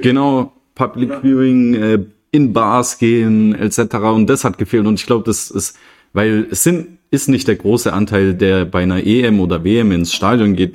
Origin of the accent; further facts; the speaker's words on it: Germany; bei uns in Deutschland